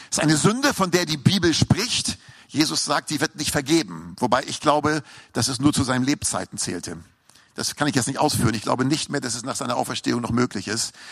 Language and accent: German; Hamburg, Germany; Und ich weiß noch, als ich in eine S-Bahn fuhr in Hamburg, ich bin Hamburger, hört man vielleicht noch raus am Slang, ne?